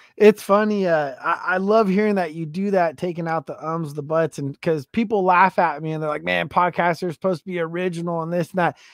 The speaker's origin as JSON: {"language": "English", "region": "West Coast", "country": "United States", "said": "I'm from the West Coast"}